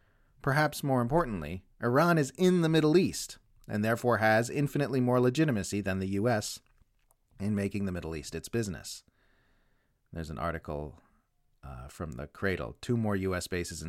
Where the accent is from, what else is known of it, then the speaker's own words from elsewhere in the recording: Australia; If you're wondering why I've been writing so much about my home country lately instead of focusing on the hub of the empire in the US like I normally do, that's why.